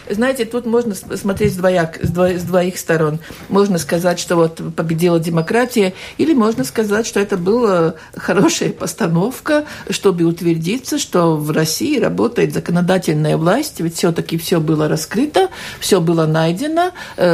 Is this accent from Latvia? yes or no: yes; Tērvete, Tērvete Municipality, Latvia; Тервета, откуда я родом